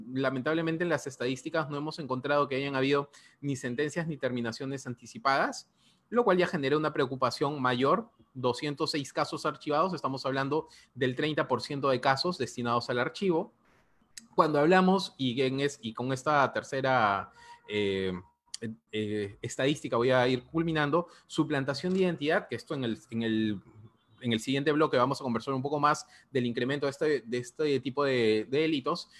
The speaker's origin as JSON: {"language": "Spanish", "country": "Peru"}